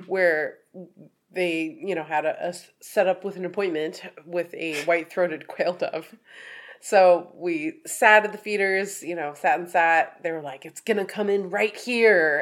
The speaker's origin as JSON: {"language": "English", "region": "Oregon", "country": "United States", "said": "we're from Oregon"}